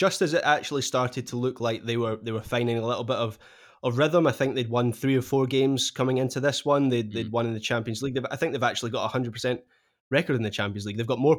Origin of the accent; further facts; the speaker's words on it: Scotland, United Kingdom; So another really exciting English talent, which as a Scot I certainly don't begrudge.